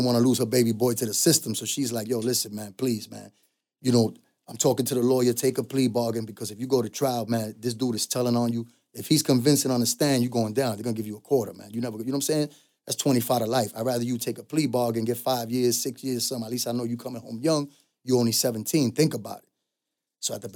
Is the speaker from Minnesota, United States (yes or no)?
no; New York City, New York, United States; I was from the Bronx